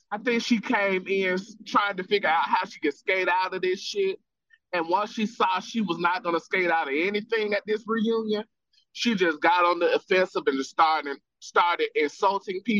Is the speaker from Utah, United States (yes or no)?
yes; Utah, United States; Quite frankly, growing up in Utah, hey, you know what I mean?